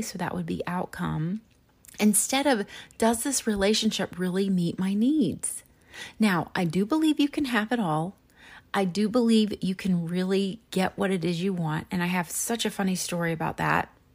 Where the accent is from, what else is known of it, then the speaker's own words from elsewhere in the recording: Chapel Hill, North Carolina, United States; I grew up in Chapel Hill, North Carolina